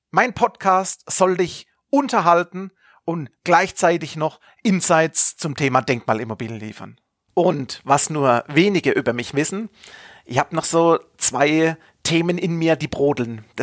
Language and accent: German; Baden-Württemberg, Germany; accent: Kurpfälzisch; now in Stuttgart, Germany; man hört es teilweise durch meinen Slang, dass ich aus dem kurpfälzischen Bereich bin, aus der Region Karlsruhe, Mannheim, Heidelberg, da ist es natürlich für den Badener ein Schritt, den Weg ins Schwabenländle sich zu gönnen.